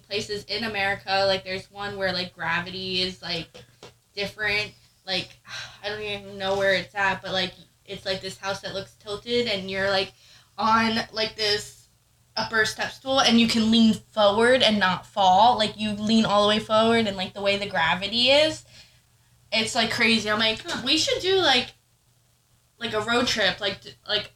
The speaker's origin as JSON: {"language": "English", "area": "Pine Barrens", "region": "New Jersey", "country": "United States", "tie": "born or raised there", "moved": "yes", "said": "I grew up in the Pine Barrens, which was very wooded"}